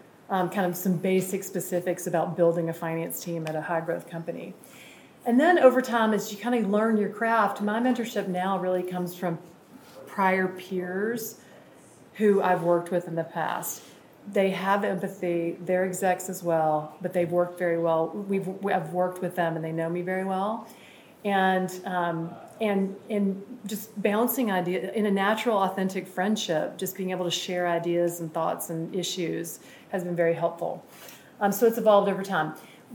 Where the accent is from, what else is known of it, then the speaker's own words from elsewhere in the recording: Birmingham, Alabama, United States; I'm from Birmingham, Alabama, by the way.